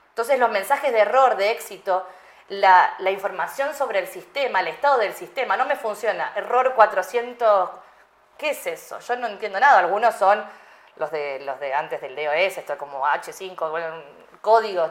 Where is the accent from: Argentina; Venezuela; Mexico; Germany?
Argentina; moved away; yo nací en Argentina